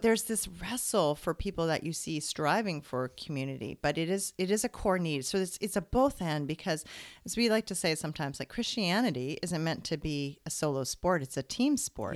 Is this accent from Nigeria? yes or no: no; British Columbia, Canada; moved away as an adult; now in Ontario, Canada; I'm originally from British Columbia